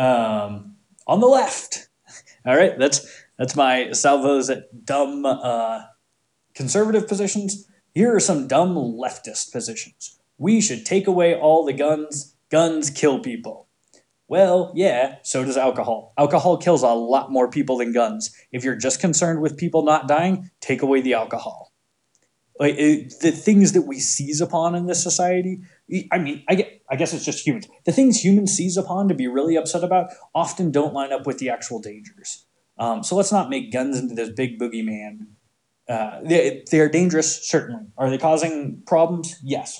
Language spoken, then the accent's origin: English; Montana, United States; growing up in Montana around a ton of people who had guns